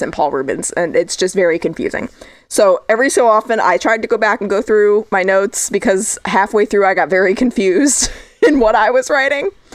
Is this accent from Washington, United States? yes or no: no; Connecticut, United States; also born or lived in Southern California; now in California, United States; Connecticut, my home state